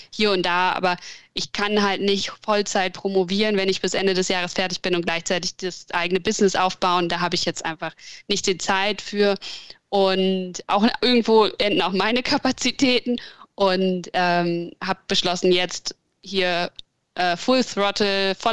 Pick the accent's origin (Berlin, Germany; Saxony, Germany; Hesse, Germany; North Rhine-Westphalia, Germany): Berlin, Germany; now in Hamburg, Germany; Ähm, ich bin ursprünglich aus Berlin, also noch ein bisschen großstädterischer als Hamburg eigentlich und bin dann zum Studieren irgendwann nach Hamburg gekommen